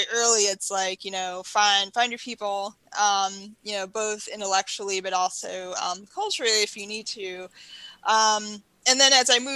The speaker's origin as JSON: {"language": "English", "town": "Baltimore", "region": "Maryland", "country": "United States", "tie": "born or raised there", "said": "So I grew up in Baltimore City"}